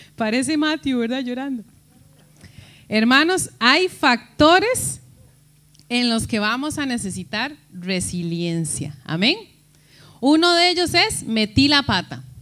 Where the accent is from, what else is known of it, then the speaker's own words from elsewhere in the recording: Costa Rica; moved away; decimos nosotros en Costa Rica